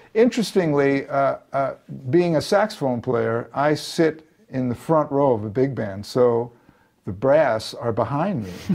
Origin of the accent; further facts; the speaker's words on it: New York, United States; moved away as an adult; now in Los Angeles, United States; I lived my whole life in, in New York. I, I, guess I'm forever a New Yorker